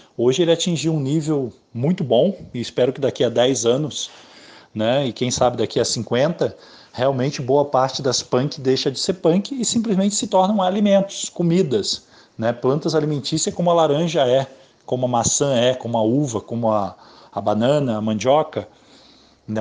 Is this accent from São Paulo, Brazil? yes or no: no; Serra Fluminense, interior of Rio de Janeiro, Brazil; moved away as an adult; also born or lived in Londrina / Manaus / Porto Alegre; Eu sou do interior do Rio de Janeiro, filho de agricultores, é uma família muito simples, sempre morei na roça, inclusive até os 19 anos nem luz elétrica não tinha em casa